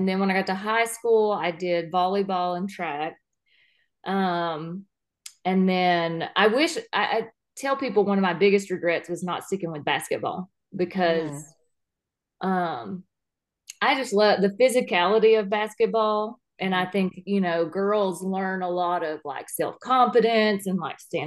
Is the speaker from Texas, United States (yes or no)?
yes; Gilmer, Texas, United States; I grew up born and raised in Gilmer, Texas.